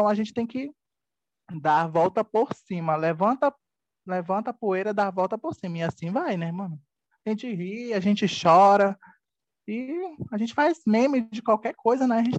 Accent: Itacoatiara, Amazonas, Brazil; born there; now in Manaus, Brazil; moro em Manaus, Amazonas. Mas eu nasci em Itacoatiara, que é o interior do Amazonas, né? Então, é, eu sou um pouco meio caboquinho, meio regionalzinho, né?

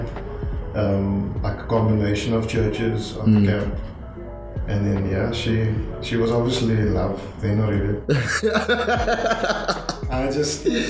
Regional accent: Cape Town, Western Cape, South Africa; also born or lived in Grassy Park / Wynberg; I grew up in Mitchell's Plain, moved to Grassy Park

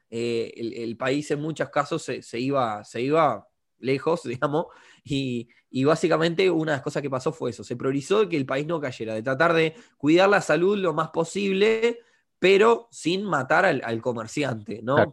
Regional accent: Uruguay

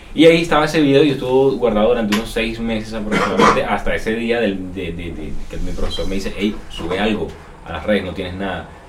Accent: Barranquilla, Atlántico, Colombia; soy aquí de Barranquilla, tengo 22 años

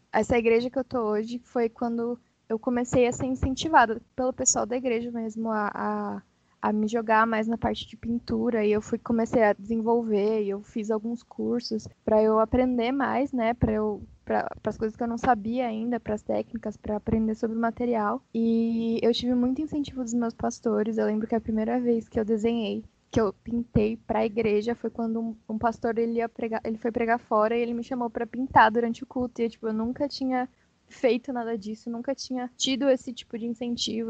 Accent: São Paulo, Brazil; eu sou de São Paulo

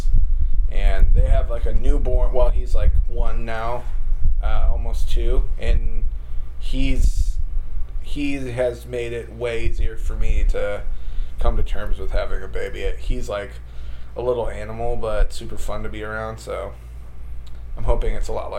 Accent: Wisconsin, United States; I grew up in Wisconsin, so, like, everybody... Every dad hunted and stuff

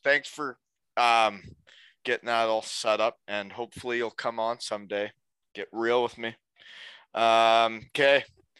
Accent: Ontario, Canada; And we're just from Ontario

